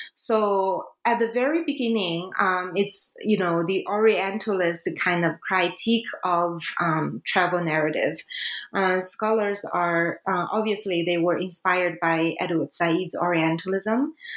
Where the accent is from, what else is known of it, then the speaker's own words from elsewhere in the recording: China; English is a second language; now in Canada; here China is my home country